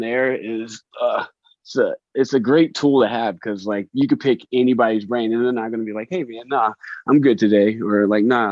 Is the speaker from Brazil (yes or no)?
no; Jacksonville, Florida, United States; moved away; I'm from Jacksonville, right? I was born there at least, you know. I haven't been there. I haven't lived there in forever, but it's probably been like 20 years, maybe 25.